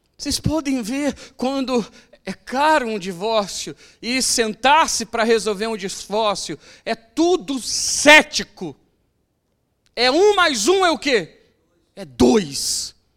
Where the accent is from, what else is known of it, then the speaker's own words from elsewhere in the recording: Brazil; Eu sou brasileiro